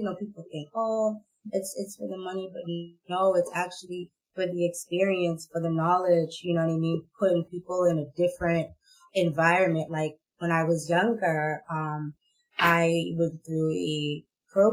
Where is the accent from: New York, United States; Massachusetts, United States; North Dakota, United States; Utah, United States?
Massachusetts, United States; Boston; I grew up in Boston, but I went to school in the suburbs